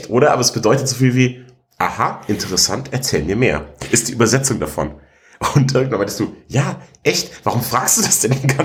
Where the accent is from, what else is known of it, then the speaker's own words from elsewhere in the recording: Ottobeuren, Bavaria, Germany; Ich komme ja aus, aus Ottobeuren eigentlich im Allgäu. Ich bin ja im Allgäu aufgewachsen und groß geworden und dann erst in die große, weite Welt nach Augsburg gezogen